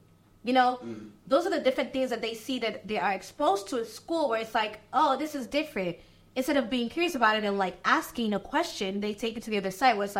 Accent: Nigeria; now in United States; They don't see that I'm Nigerian. They don't see that I was born in Nigeria.

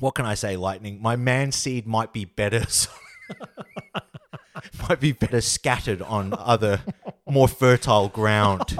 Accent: Australia; as an Australian public

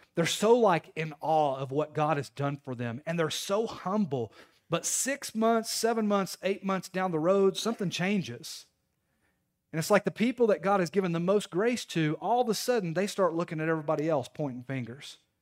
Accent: Knoxville, Tennessee, United States; moved away as an adult; now in Crossville, United States; I'm from Knoxville

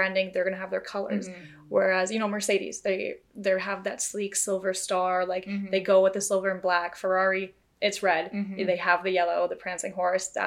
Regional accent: Canada; as Canadians

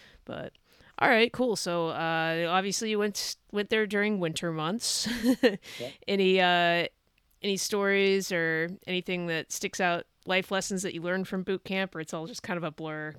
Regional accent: Bay Area, Northern California, United States; moved away; I'm from California, but Northern California, Bay Area originally.

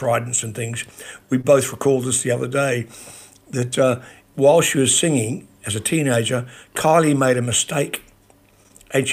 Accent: New Zealand; moved away; also born or lived in Australia; I was raised in New Zealand, so I know about earthquakes. We used to have earthquake drill when I was a kid

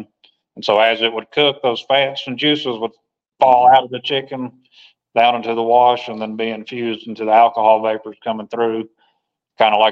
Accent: Nashville, Tennessee, United States; I grew up in Nashville for the most part, graduated high school there and outside of Nashville.

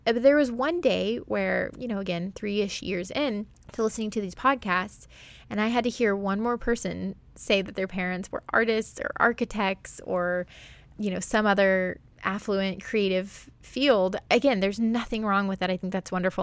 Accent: Springfield, Missouri, United States; also born or lived in Florida; I grew up in the Ozarks, which is in, like, southwest Missouri, northern Arkansas, but specifically Springfield, Missouri

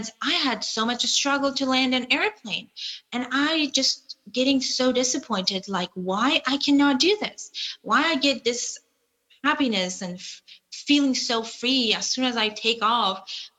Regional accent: Kabul, Afghanistan; moved away; I was flying from Kabul, where that was the place that I was living

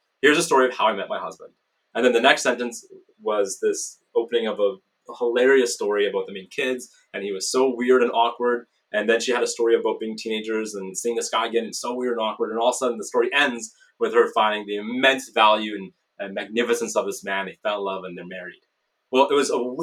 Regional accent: Canada; I'm Canadian

